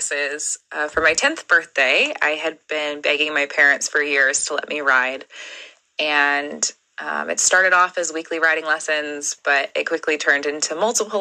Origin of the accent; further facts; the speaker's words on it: Sacramento, California, United States; I'm from Sacramento, California in the United States